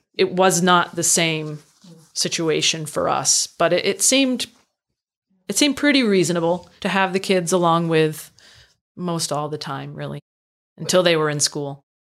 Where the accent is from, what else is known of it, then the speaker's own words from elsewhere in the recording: Northfield, Vermont, United States; I grew up in central Vermont, small town